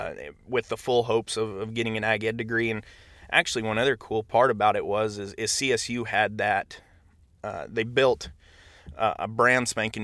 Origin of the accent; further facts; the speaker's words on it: Laramie, Wyoming, United States; my dad taught ag for a short time, and so I grew up in the Laramie high school ag building